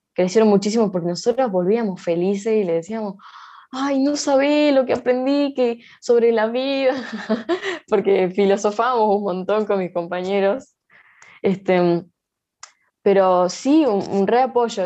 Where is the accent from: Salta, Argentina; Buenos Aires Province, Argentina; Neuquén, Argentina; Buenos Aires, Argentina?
Salta, Argentina; yo nací acá en Salta Capital, eh, en zona sur, en el barrio eh, Don Emilio